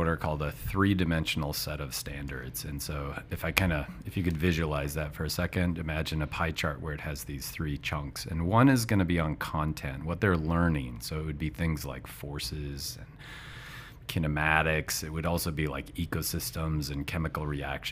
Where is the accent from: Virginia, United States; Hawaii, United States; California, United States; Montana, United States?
Montana, United States; I'm from Montana in the States, and I was a teacher for 20 years.